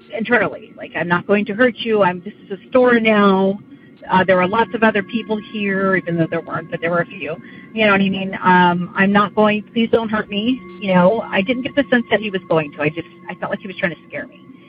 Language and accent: English; Central Valley, California, United States; moved away as an adult; now in Sacramento County, United States; we're from the Central Valley